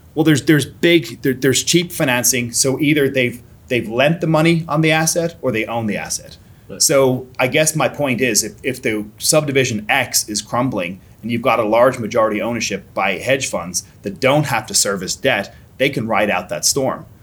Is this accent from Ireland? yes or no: yes; Ireland; born or raised there; moved away as an adult; now in United States